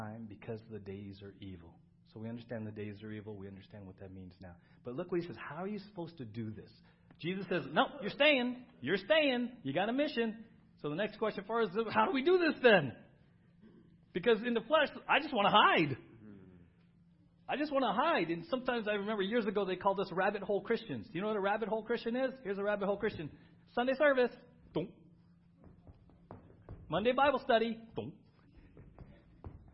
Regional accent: San Diego, California, United States; When I was growing up in San Diego, Halloween was a big deal in our neighborhood

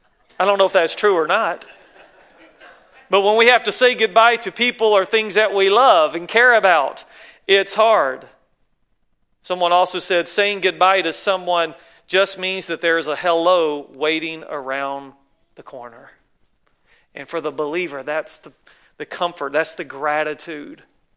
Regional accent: the South, United States; you can tell I'm from the South, right?

